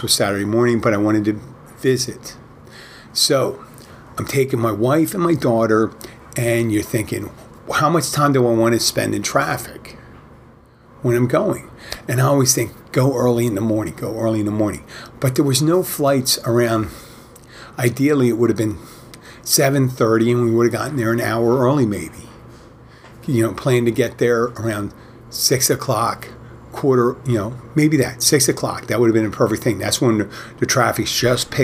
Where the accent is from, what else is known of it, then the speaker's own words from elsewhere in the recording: Philadelphia, Pennsylvania, United States; now in Florida Keys, United States; I'm originally from Philadelphia